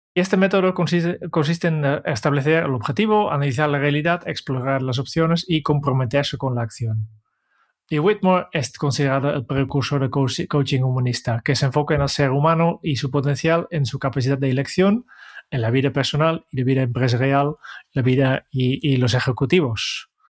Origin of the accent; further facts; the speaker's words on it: Netherlands; now in Spain; yo, vengo de Holanda